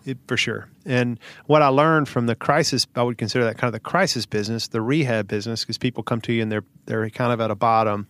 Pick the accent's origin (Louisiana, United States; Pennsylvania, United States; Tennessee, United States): Tennessee, United States; Hohenwald; Little small town here in the south, about okay. an hour and a half, town called Hohenwald.